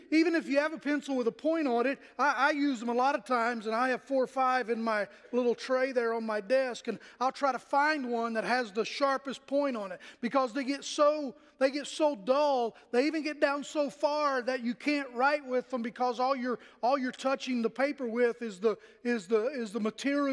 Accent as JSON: {"language": "English", "town": "Pennington Gap", "region": "Virginia", "country": "United States", "tie": "born or raised there", "moved": "yes", "said": "when I was in elementary school in Pennington Gap, Virginia, my hometown"}